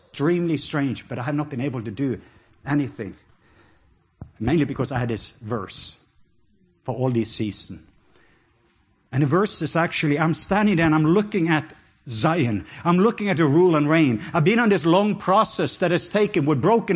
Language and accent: English; Norway; accent: Norwegian; English is a second language; now in Georgia, United States; just my Norwegian accent